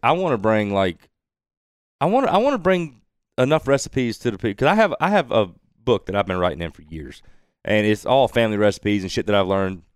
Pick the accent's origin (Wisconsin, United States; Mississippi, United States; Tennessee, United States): Mississippi, United States; Woolmarket; growing up in Wool Market